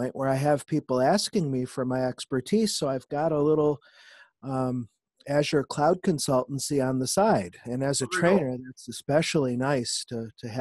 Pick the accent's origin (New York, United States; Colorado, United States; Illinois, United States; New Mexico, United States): New York, United States; Syracuse; now in Nashville, United States; I'm originally from Syracuse, New York, but I've lived in Nashville, Tennessee for the last 20